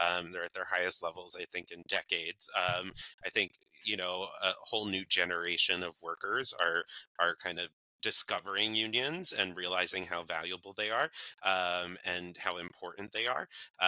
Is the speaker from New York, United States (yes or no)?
yes; New York, United States; I was born and raised in New York, so that was very hard for me.